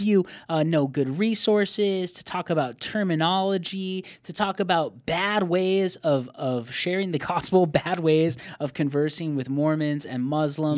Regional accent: Arizona, United States; we're from Arizona

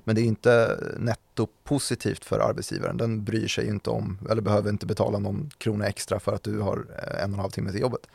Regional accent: Täby, Stockholm County, Sweden; Täby-familjerna där jag växte upp

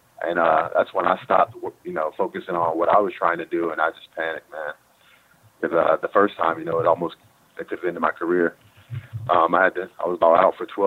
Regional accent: North Carolina, United States; now in Dallas, United States; I'm from North Carolina

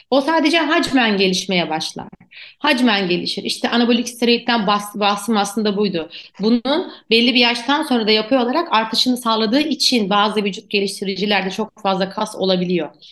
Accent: Turkey; also born or lived in Ankara; bizim Türkiye'de özellikle spor yapan çocuklar, ben de aynı şekilde büyüdüm.

